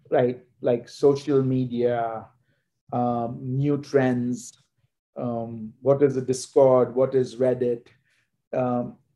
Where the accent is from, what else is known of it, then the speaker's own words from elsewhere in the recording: India; especially growing up in India that gives you a, a very different perspective of what is meant by organization, order.